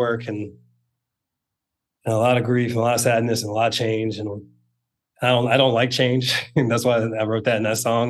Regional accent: Northern Virginia, United States; moved away as an adult; I grew up in Northern Virginia, so it's kind of close to being home.

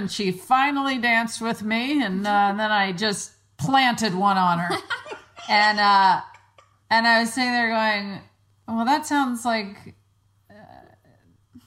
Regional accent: Mississippi Gulf Coast, United States; moved away; when we go to Mississippi to my hometown

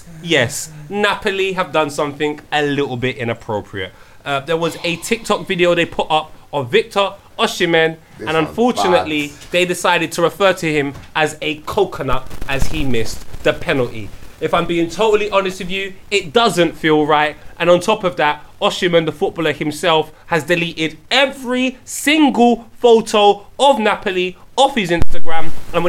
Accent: London, United Kingdom; I understand the concept of gentrification, because I'm from North London. I remember when Tottenham looked a little bit different

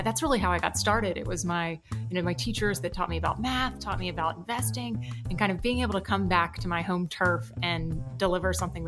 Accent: right outside of Orlando, Florida, United States; moved away; I grew up right outside of Orlando, and my whole childhood was super involved in all things Florida

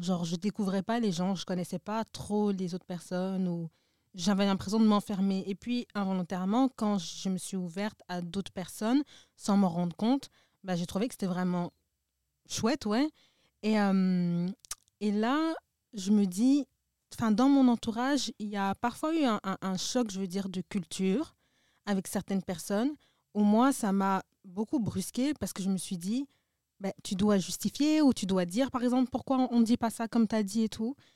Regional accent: Brussels, Brussels-Capital Region, Belgium; je suis bruxellois, j'ai grandi ici

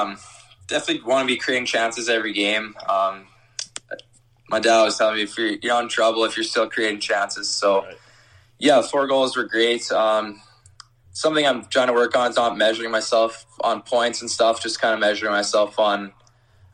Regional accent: Canada; being a Canadian, I'm super excited to be staying in Canada

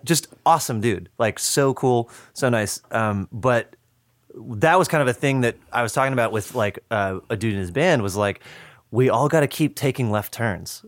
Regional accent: just outside of Madison, Wisconsin, United States; moved away; I grew up just outside of Madison

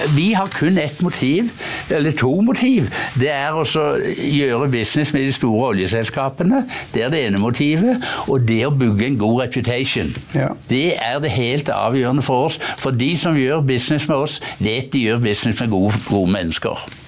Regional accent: Hjelmeland, Rogaland, Norway; moved away; der jeg kommer fra opprinnelig. Hjelmeland i Ryfylke

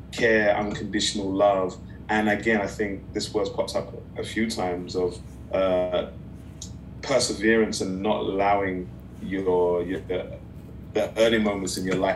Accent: Nigeria; They represent that I was as a Nigerian, I was born in foreign land.

